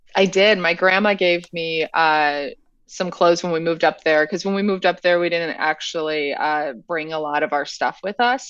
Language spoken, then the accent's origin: English; central Illinois, United States; also born or lived in Normal, Illinois / Oak Park, Illinois / Chicago; I was born in Normal, Illinois